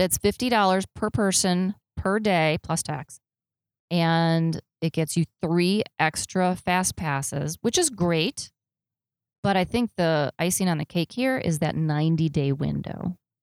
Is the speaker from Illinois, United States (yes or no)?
yes; Chicago, Illinois, United States; I grew up in Chicago, and north of Chicago is a little town called Gurnee, Illinois